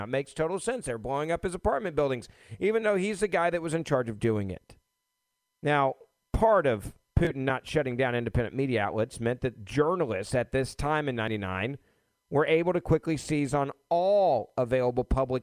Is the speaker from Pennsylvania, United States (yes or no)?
no; Memphis, Tennessee, United States; my hometown of Memphis